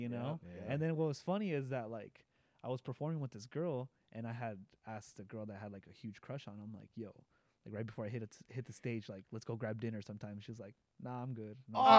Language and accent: English; Mexico; We grew up really poor in Mexico.